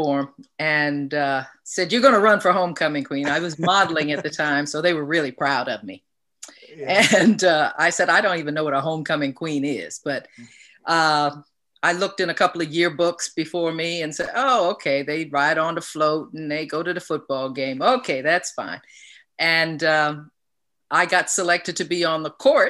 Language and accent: English; New York City, New York, United States; moved away as an adult; It was a very fine place to grow up back in the 40s, 50s, and 60s